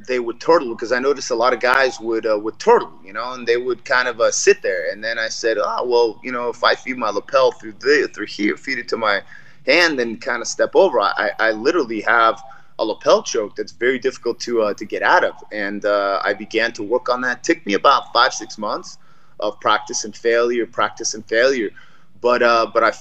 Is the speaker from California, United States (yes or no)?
yes; Los Angeles, California, United States; also born or lived in Moscow, Soviet Union; We came to Los Angeles in 1981 from Moscow, and we lived in Los Angeles